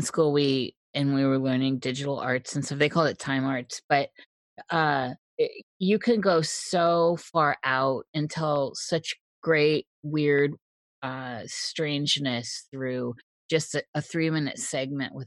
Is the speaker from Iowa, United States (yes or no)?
yes; Iowa, United States; moved away; I'm from Iowa